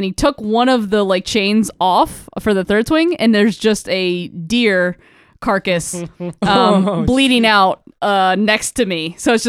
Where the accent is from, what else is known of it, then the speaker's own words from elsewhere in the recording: the South, United States; also born or lived in Florida; I'm from the South, baby.